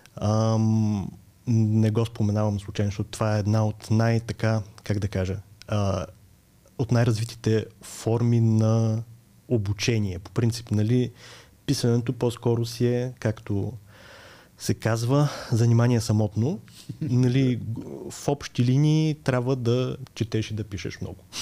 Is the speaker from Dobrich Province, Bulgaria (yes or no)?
no; Burgas, Burgas Province, Bulgaria; аз съм от Бургас, роден съм през 89-та и там учех в гимназията за романски езици